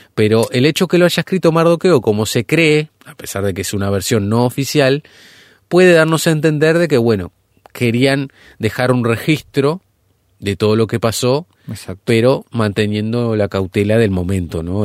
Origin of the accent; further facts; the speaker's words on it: Uruguay; nuestro país, hablando puntualmente Uruguay